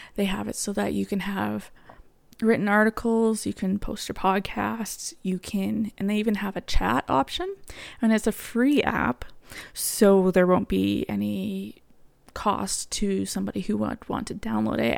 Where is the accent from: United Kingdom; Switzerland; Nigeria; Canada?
Canada; also born or lived in Alberta; I am Canadian, so I live in Alberta.